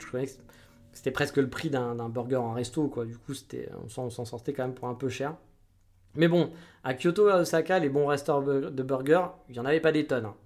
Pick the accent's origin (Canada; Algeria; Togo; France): France; en tant que Français